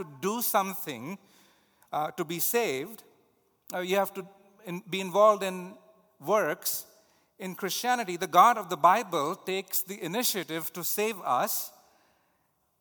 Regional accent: India; moved away; Hinduism, the religion the culture that I grew up in India

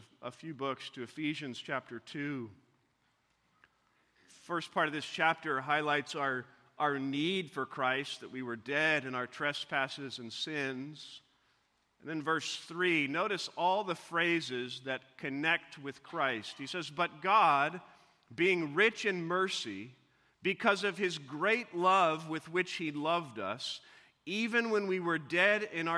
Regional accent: Missouri, United States; as a young boy growing up in Missouri

